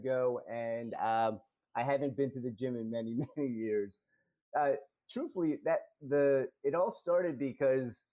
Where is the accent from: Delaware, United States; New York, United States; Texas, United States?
Delaware, United States; moved away as an adult; also born or lived in Philadelphia, Pennsylvania; now in Montgomery County, United States; born and raised in Delaware